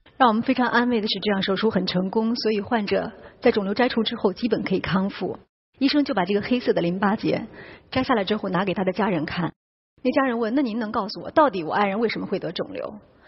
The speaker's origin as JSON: {"language": "Chinese", "region": "Shanxi", "country": "China", "said": "我们山西人才烧煤"}